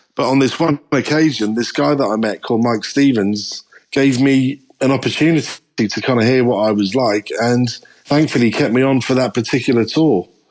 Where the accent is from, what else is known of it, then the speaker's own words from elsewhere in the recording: Norwich, East of England, United Kingdom; moved away as an adult; also born or lived in Liverpool; I stayed in Norwich, in Norfolk, my hometown